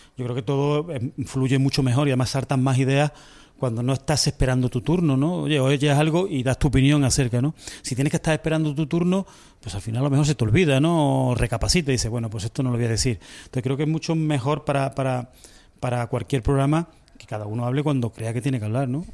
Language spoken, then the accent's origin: Spanish; Córdoba, Andalusia, Spain; also born or lived in Las Palmas; yo soy nacido en Las Palmas y criado en Córdoba